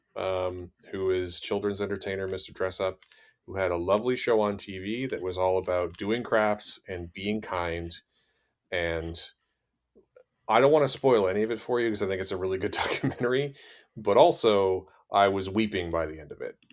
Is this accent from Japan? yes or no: no; Canada; I grew up in Canada